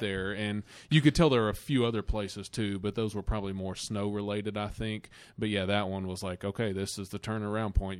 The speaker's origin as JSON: {"language": "English", "country": "United States", "said": "we're from the Smoky Mountains"}